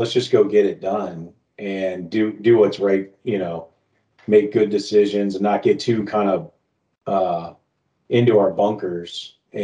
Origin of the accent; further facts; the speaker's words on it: South Florida, United States; moved away; I grew up down in South Florida